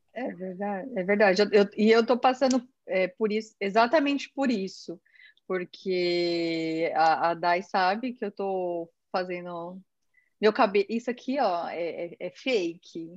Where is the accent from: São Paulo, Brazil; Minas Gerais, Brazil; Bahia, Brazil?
São Paulo, Brazil; moved away; eu vim de São Paulo, da Zona Leste